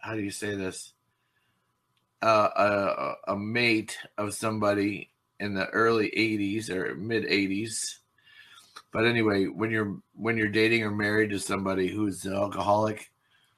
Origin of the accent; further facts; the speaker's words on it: Wisconsin, United States; I'm from Wisconsin